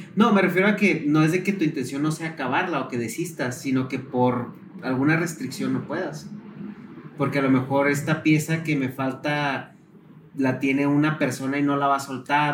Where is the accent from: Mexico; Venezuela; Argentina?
Mexico; northern Mexico; yo soy del norte de la República